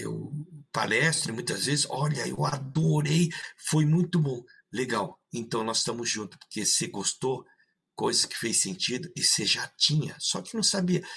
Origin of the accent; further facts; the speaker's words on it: São Paulo, Brazil; also born or lived in Maringá, Paraná; now in Rio Grande do Sul, Brazil; Depois fui para São Paulo estudar, aí criado lá, e depois vim para o Rio Grande do Sul